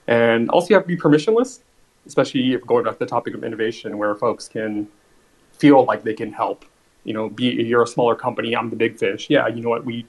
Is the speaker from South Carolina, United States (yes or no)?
no; Los Angeles, California, United States; I grew up in Los Angeles, born and raised